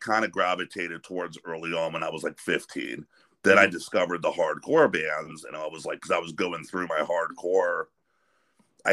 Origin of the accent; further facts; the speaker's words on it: Sharon, Pennsylvania, United States; also born or lived in Pittsburgh, Pennsylvania; I was born and raised in Sharon, close to the Youngstown scene, and also lived in Pittsburgh for a while